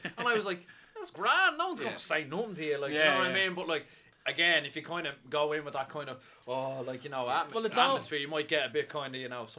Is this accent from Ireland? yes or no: yes; Dublin, Leinster, Ireland; Even me growing up in Drimnagh and stuff like